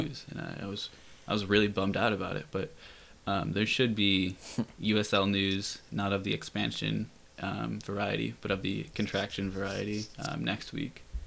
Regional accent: Rochester, New York, United States; I'm from Rochester

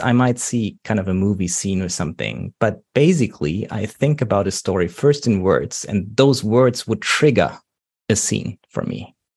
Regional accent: Germany; accent: German; English is a second language; I'm coming from Germany, by the way, how you might already know from my accent.

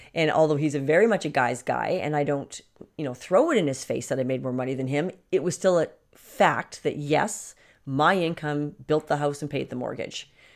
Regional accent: Canada; in Canada, our prime minister

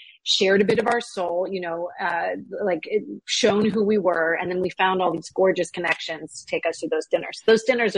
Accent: Pittsburgh, Pennsylvania, United States; I'm from Pittsburgh, which you'll know if you talk to me for 10 seconds.

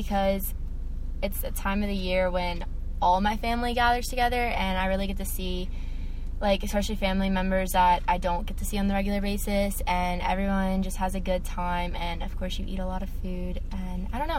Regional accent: New Orleans, Louisiana, United States; I celebrate Thanksgiving in New Orleans, which is where I'm from

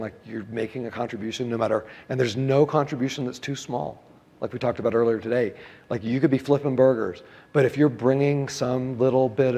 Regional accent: United States; I'm an American

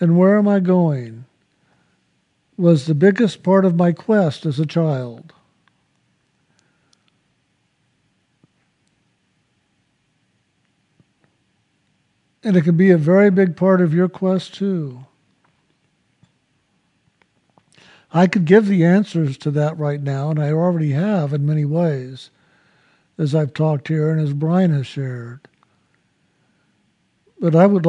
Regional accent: San Antonio, Texas, United States; I was born in San Antonio, Texas

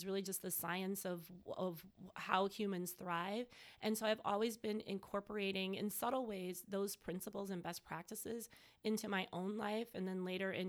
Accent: Mequon, Wisconsin, United States; moved away as an adult; also born or lived in New York City; I'm originally from Mequon

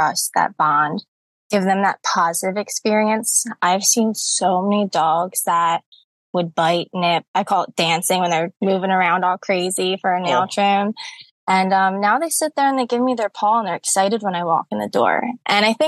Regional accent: Cape May, New Jersey, United States; now in Pennsylvania, United States; I'm originally born and raised in Cape May, New Jersey

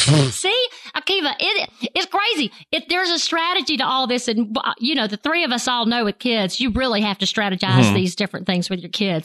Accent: the South, United States; I'm from the South and I love grits.

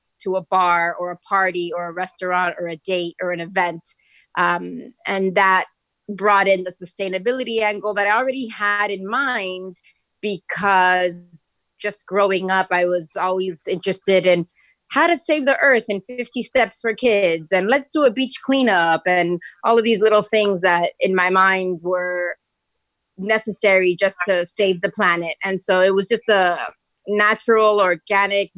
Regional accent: Miami, Florida, United States; I'm from Miami. That's where I grew up.

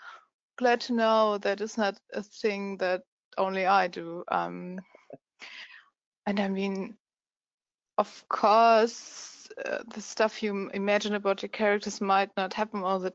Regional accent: Germany; accent: German; English is a second language; my German accent

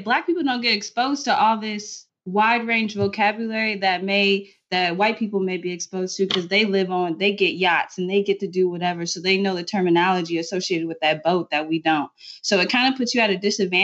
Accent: Nebraska, United States; also born or lived in Texas; we're from Nebraska

